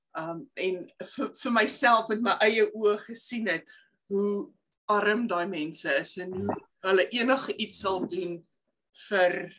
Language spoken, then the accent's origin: Afrikaans; South Africa; moved away; ek is van Suid-Afrika